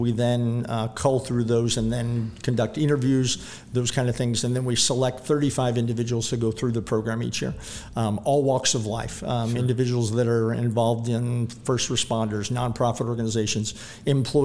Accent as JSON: {"language": "English", "town": "St. Charles", "region": "Missouri", "country": "United States", "tie": "born or raised there", "said": "Growing up in St. Charles City"}